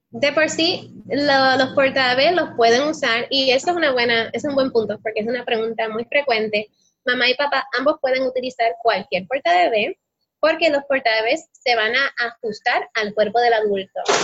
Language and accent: Spanish; Puerto Rico; moved away as an adult; also born or lived in Spain; decidimos regresar a Puerto Rico